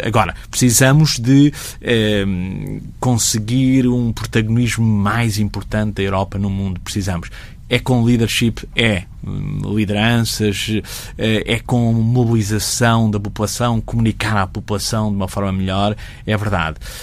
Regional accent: Portugal; eu sou português

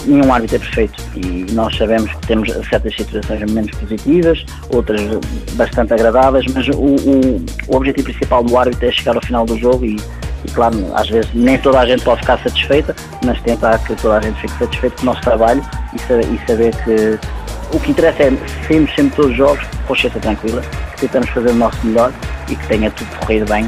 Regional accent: Portugal; also born or lived in Lourdes, France; nós todos somos portugueses e temos um coração português

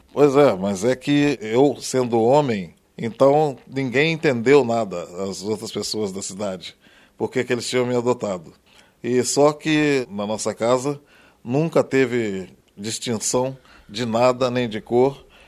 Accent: Três Pontas, Minas Gerais, Brazil; E eu lá fui criado em Três Pontas, em Minas

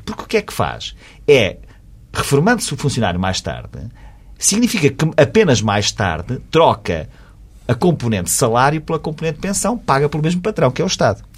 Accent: Portugal; como português, como contribuinte

